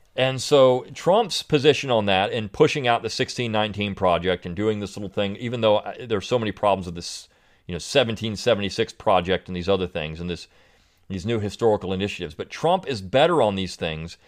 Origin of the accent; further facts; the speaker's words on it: Delaware, United States; I grew up in Delaware